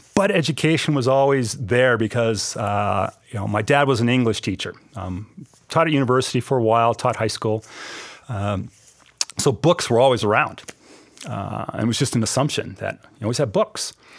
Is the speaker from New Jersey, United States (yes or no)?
no; Billings, Montana, United States; moved away as an adult; also born or lived in Minnesota / New Zealand; Billings, Montana, my hometown